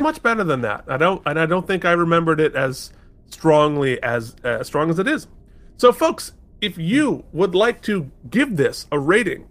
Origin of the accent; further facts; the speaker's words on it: Vermont, United States; moved away as an adult; now in New York City, United States; a teenager growing up in Vermont, right, in, you know, like, middle class Vermont